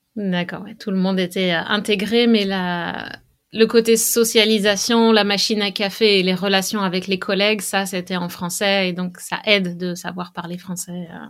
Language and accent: French; western France, France; now in Canada; je viens de l'ouest de la France, donc mm, là où j'ai grandi